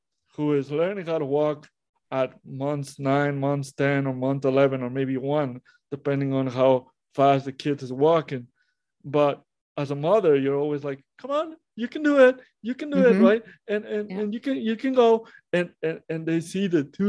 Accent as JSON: {"language": "English", "town": "Monterrey", "region": "Nuevo León", "country": "Mexico", "tie": "born or raised there", "said": "I was born in Monterrey, Mexico, how I was born premature"}